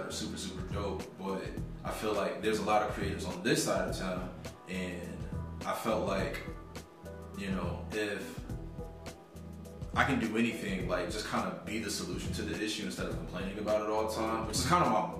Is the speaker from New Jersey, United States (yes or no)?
yes; Paterson, New Jersey, United States; also born or lived in Fayetteville / Virginia Beach / Norfolk; Originally, I'm from Paterson, New Jersey, and was born and raised. I've bounced around a lot, just moving up and down the East Coast